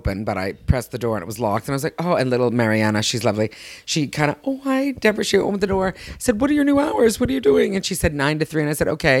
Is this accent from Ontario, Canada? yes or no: yes; Toronto, Ontario, Canada; born or raised there; moved away